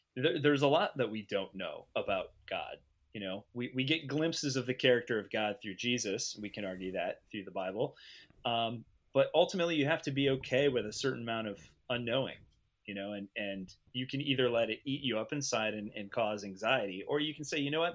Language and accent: English; United States; as an American